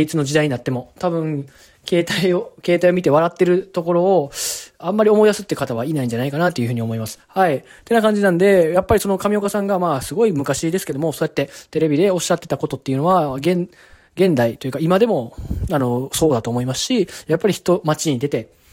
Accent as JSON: {"language": "Japanese", "region": "Kyoto", "country": "Japan", "tie": "born or raised there", "said": "僕と同じ京都出身"}